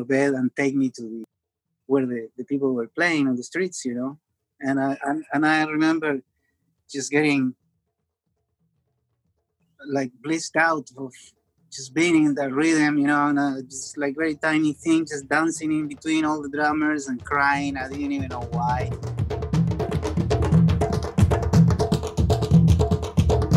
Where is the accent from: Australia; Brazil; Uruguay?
Uruguay; Montevideo; I was born in Montevideo in Uruguay, and in a neighborhood that was predominantly Black.